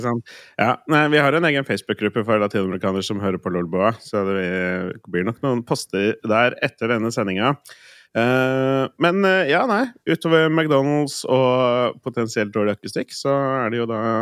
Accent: Østfold, Norway; now in Oslo, Norway; Hjemme i Østfold.

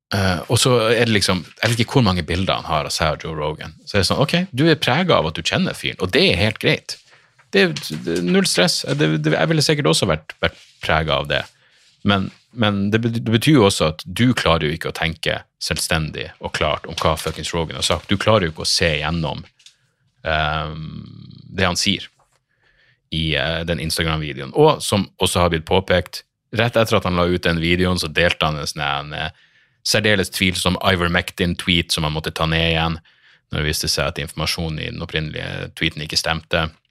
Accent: Northern Norway, Norway; accent: Northern Norwegian; du hater dialekten min, du hater nordlendinger

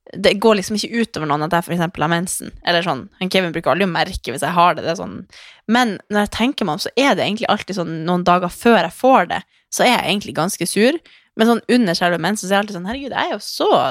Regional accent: Northern Norway, Norway; now in Oslo, Norway; vi var hjemme i Nord-Norge

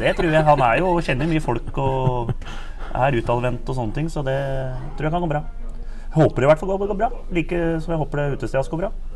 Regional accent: Blaker, Akershus, Norway; jeg er oppvokst på Blakker

